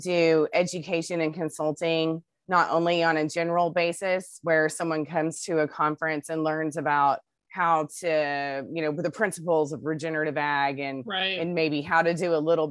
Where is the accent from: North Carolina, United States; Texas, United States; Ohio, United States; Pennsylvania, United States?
Texas, United States; Midland; now in Salado, United States; I grew up in West Texas, in Midland, Texas, out in the desert